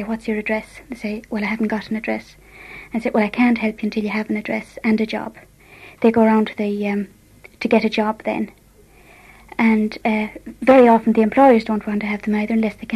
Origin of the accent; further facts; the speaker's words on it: Ballinamore, Connacht, Ireland; now in London, United Kingdom; I come from Ballinamore, County Leitrim